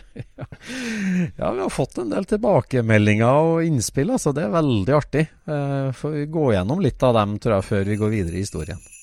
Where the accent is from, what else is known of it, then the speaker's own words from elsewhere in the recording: Trøndelag, Norway; Jeg er jo trønder